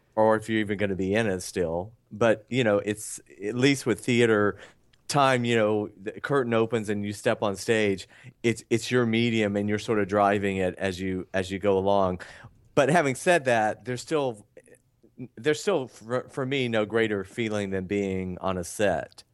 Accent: Atlanta, Georgia, United States; I'm from, um, Atlanta

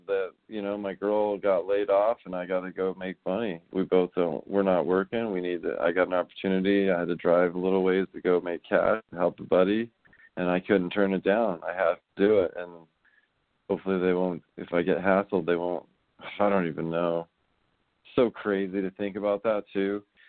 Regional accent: Netherlands; I'm from Holland. Isn't that weird?

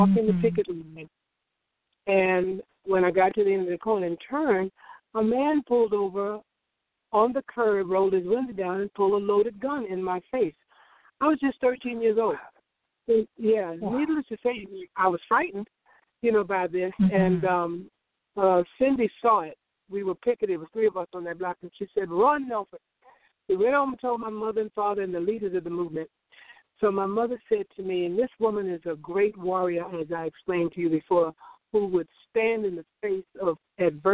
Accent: Orangeburg, South Carolina, United States; I grew up in South Carolina, as you said, in a little town called Orangeburg.

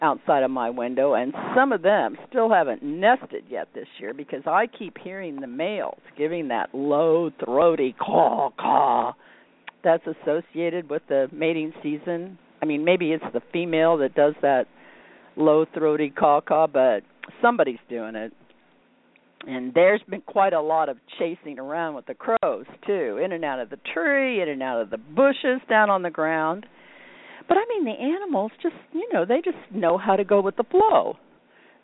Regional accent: Midwest, United States; moved away as an adult; now in California, United States; We're all from the Midwest

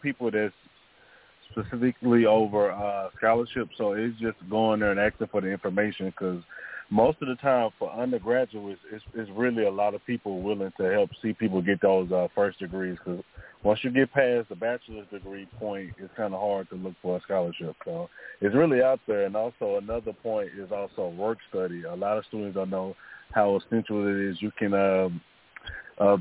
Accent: Shreveport, Louisiana, United States; I'm from Shreveport, Louisiana

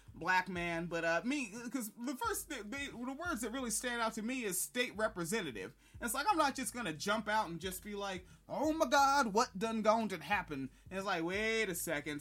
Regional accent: the Northwest, Pacific Northwest, United States; I grew up in the Northwest

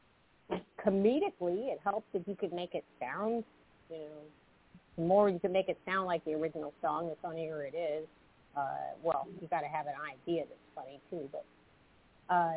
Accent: Clemson, South Carolina, United States; now in New Jersey, United States; from South Carolina, and now I live in New Jersey.

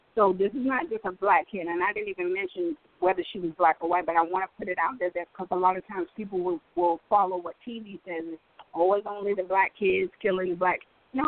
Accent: Detroit, Michigan, United States; where are you from? I'm from Detroit.

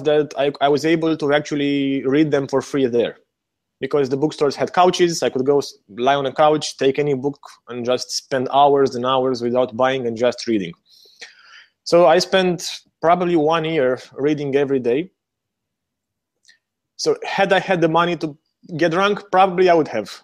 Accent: Romania; moved away as an adult; also born or lived in New Zealand / Hawaii; I was born in Romania during the last years of communism.

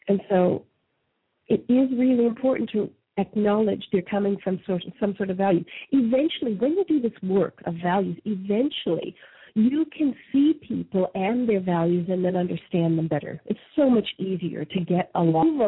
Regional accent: Canada; moved away; I was raised in Canada.

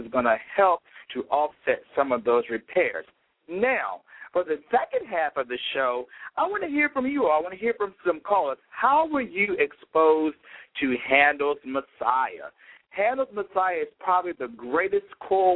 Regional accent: Petersburg, Virginia, United States; growing up in my hometown of Petersburg, Virginia, which is 30 minutes south of Richmond, Virginia

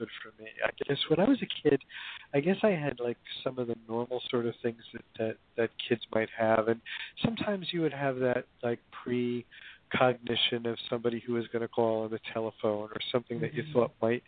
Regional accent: Hoboken, New Jersey, United States; I grew up in Hoboken, New Jersey, back in the days when it was a kind of traditional

